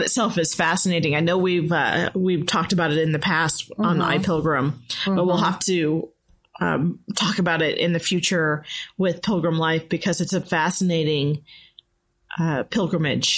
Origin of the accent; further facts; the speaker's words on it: Nebraska, United States; moved away as an adult; also born or lived in Florida; I moved back to my home state of Nebraska, which is where I live now